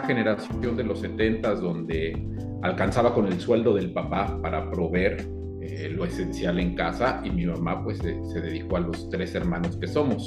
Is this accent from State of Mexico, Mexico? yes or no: yes; Cuautitlán, State of Mexico, Mexico; moved away as an adult; now in Seattle, United States; Yo, yo nací en el Distrito Federal en, el año del, 70 y muy chico, eh, bueno, muy chico sí, todavía mis papás compraron una casita de interés social en la zona de Cuautitlán